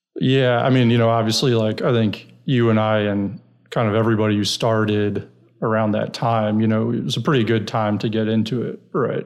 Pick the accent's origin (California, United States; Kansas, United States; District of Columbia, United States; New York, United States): New York, United States; New York City; moved away as an adult; also born or lived in Iowa / San Francisco; now in Texas, United States; I'm originally from New York, New York City, Brooklyn